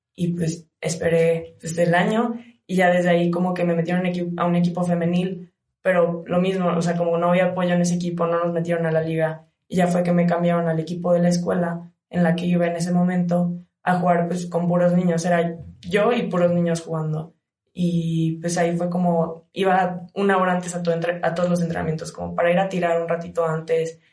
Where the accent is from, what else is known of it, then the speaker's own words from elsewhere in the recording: Cozumel, Quintana Roo, Mexico; moved away as an adult; now in León, Mexico; vengo de Cozumel, Quintana Roo, es una isla